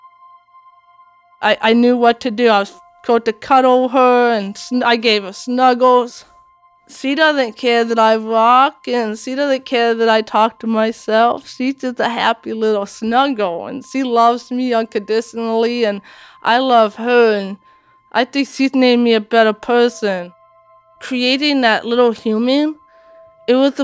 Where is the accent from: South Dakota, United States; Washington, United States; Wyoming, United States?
Washington, United States; also born or lived in Latvia; I came to Washington State